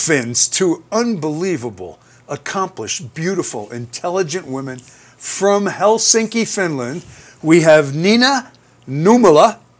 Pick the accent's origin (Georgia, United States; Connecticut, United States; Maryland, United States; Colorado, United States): Colorado, United States; Aspen; we're from Aspen, Colorado.